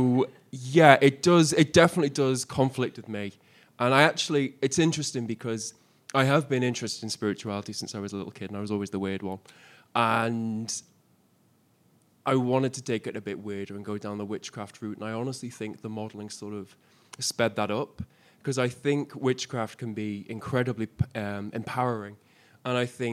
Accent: Isle of Man; moved away as an adult; also born or lived in Liverpool; I wasn't actually born on the Isle of Man. I was born in Liverpool. And then I moved to the island when I was about four.

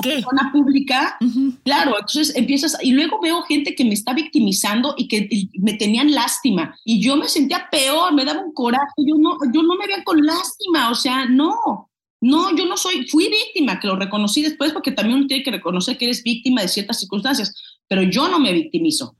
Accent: Mexico; now in United States; somos los, los mexicanos

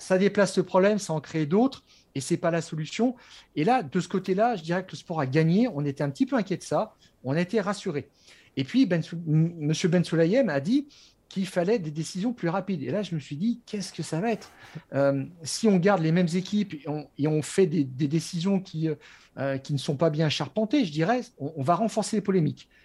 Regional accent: France; je suis Français

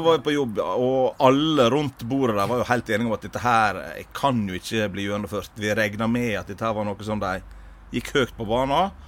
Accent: Sunnmøre, Møre og Romsdal, Norway; moved away as an adult; now in Stavanger, Norway; jeg er opprinnelig fra Sunnmøre

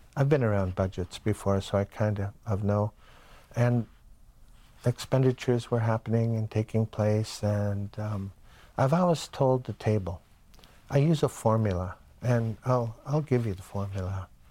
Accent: Bonaparte First Nation, Shuswap Nation, British Columbia, Canada; I'm from the Bonaparte Indian Band of the Shuswap Nation

